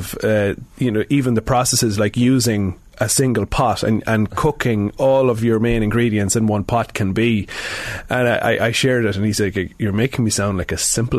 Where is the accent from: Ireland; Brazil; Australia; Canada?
Ireland; Sligo, Connacht; now in Dublin, Ireland; I'm from Sligo, but I'm in Dublin now for nearly 20 years.